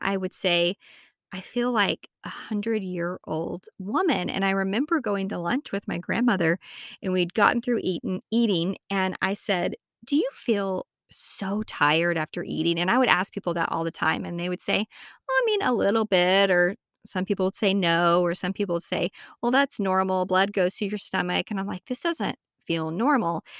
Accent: Amarillo, Texas, United States; moved away as an adult; also born or lived in South Carolina; I'm originally from Amarillo, Texas

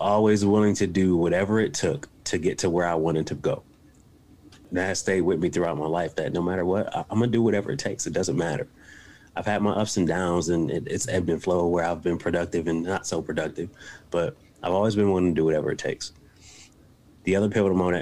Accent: Buffalo, New York, United States; now in West Virginia, United States; I'm from a rough area and on the east side of Buffalo, New York.

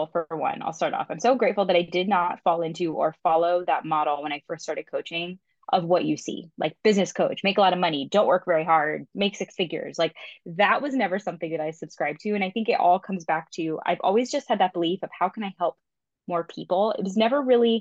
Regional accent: Florida, United States; moved away as an adult; also born or lived in California; I grew up in Florida, moved to California, moved back to Florida, moved back to California

